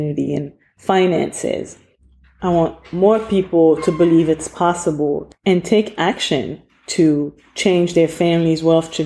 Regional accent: Cameroon; moved away; my home country of Cameroon

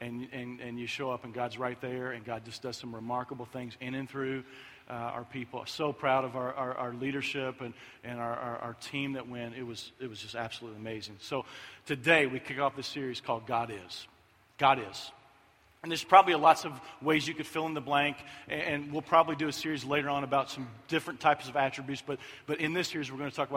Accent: Kentucky, United States; moved away; I'm from Kentucky

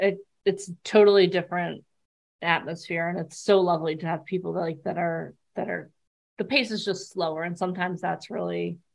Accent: East Coast, United States; I was born and raised on the East Coast.

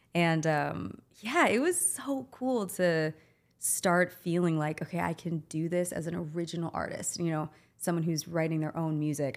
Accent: Wauwatosa, Wisconsin, United States; moved away as an adult; also born or lived in New York City; born and raised in Milwaukee, Wauwatosa

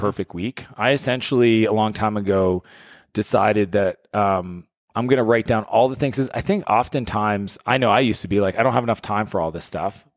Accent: Canada; I'm a Canadian

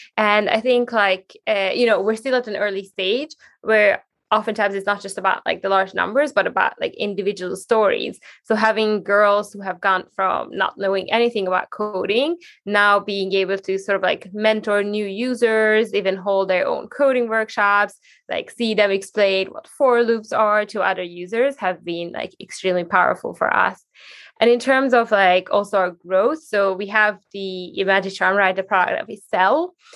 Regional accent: Hungary; moved away as an adult; now in Sweden; growing up in Hungary

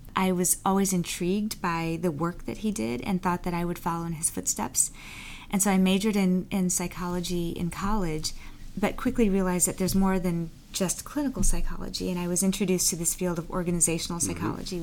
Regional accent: Texas, United States; also born or lived in Bermuda; I ended up being raised by my mother, black woman, and my stepfather, Jewish white man, in the South in in Texas.

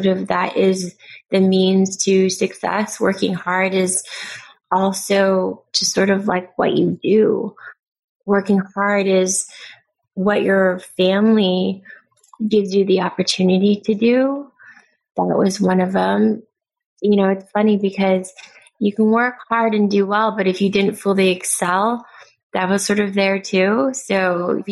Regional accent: Pasadena, California, United States; I was born and raised in LA, but Pasadena is a lot more suburbia

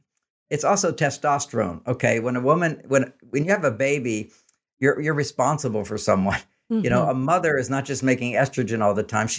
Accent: Texas, United States; And I grew up in Texas.

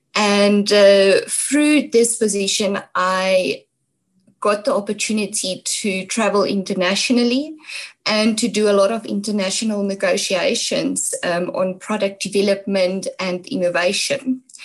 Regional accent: Brits, North West, South Africa; also born or lived in Mooinooi, North West; my hometown is, is Brits in, in the Northwest.

